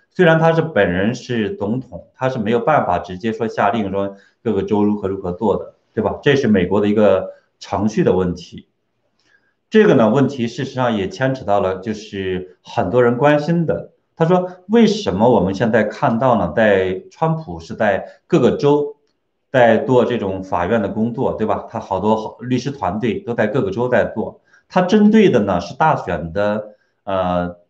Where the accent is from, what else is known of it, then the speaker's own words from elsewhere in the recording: China; 我们中国人都特别聪明